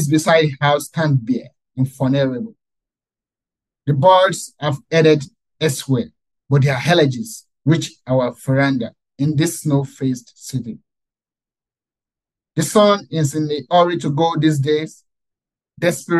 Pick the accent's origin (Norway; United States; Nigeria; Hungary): Nigeria; moved away as an adult; I still visit Nigeria, I still visit my hometown